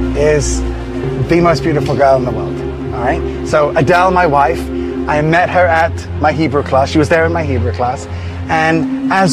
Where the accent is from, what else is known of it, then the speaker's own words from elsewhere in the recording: England, United Kingdom; now in Israel; I was born here in Israel, but then because my mother was Moroccan and my dad was Scottish, we ended up moving to England